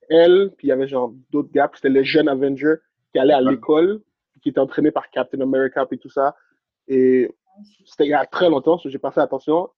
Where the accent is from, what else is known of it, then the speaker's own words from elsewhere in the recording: Haiti; now in Canada; je suis né en Haïti